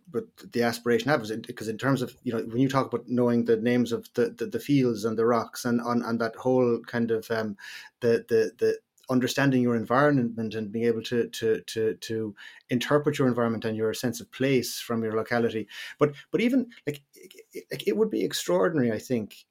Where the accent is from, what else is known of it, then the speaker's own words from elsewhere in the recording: Ireland; as Irish people